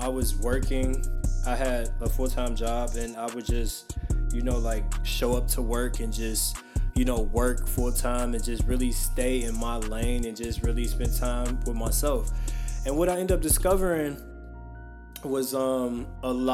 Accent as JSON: {"language": "English", "town": "Chicago", "region": "Illinois", "country": "United States", "also_born_or_lived": "India", "moved": "as an adult", "said": "I'm originally from Chicago. I just moved back to Chicago maybe about 3 months ago."}